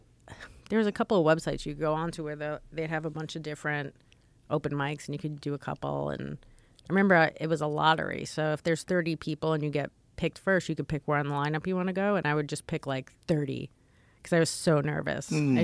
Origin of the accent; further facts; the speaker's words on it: New York City, New York, United States; Oh, New York City. I'm from New York.